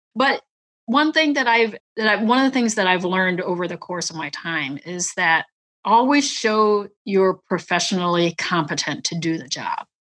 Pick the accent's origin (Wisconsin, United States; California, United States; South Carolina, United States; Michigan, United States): Wisconsin, United States; northern; also born or lived in Vietnam / Clovis, New Mexico / San Antonio, Texas; we moved up to northern Wisconsin, where my mom was from. So we moved up to the house right across the street from my my grandma and grandpa mm. and that's where we grew up in a very very small town